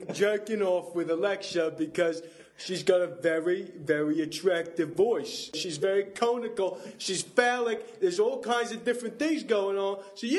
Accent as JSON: {"language": "English", "region": "Wales", "country": "United Kingdom", "tie": "born there", "said": "Yeah, I was birthed on a steel m"}